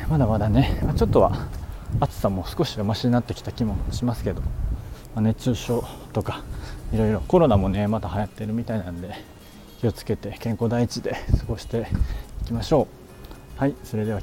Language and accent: Japanese; Kobe, Hyogo, Japan; now in Miyagi, Japan; 坂道ばっかりで、えー、そんなところに生まれ育ちましたっていう感じですね